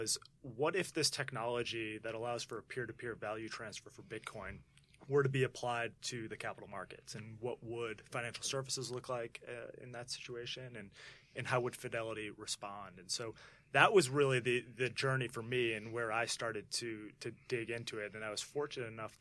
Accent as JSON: {"language": "English", "town": "Milton", "region": "Massachusetts", "country": "United States", "tie": "born or raised there", "also_born_or_lived": "New York", "said": "I was born and raised in Boston, a town called Milton outside of Boston"}